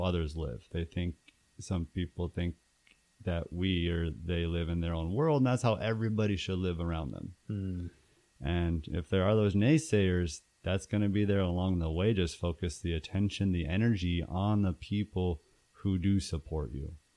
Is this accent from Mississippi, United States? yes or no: no; Tucson, Arizona, United States; moved away as an adult; also born or lived in Phoenix, Arizona; I'm from Tucson, Arizona